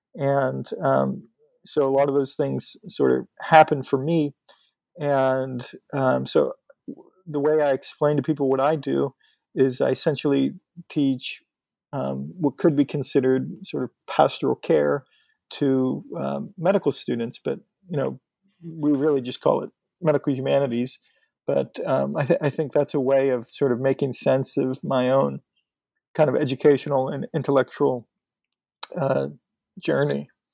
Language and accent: English; north of Pittsburgh, Western Pennsylvania, United States; moved away; I'm from Western Pennsylvania, north of uh, Pittsburgh.